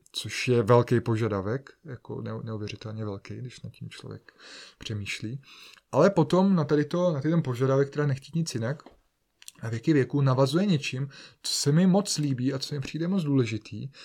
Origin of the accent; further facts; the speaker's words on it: Bohemia, Czechia; jsem se narodil v Čechách